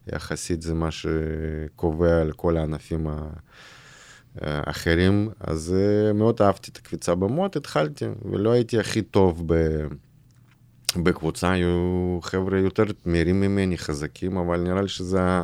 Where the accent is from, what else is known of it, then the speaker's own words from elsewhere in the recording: Irkutsk, Irkutsk Oblast, Russia; Hebrew is a second language; moved away as an adult; now in Israel; אני גדלתי בברית המועצות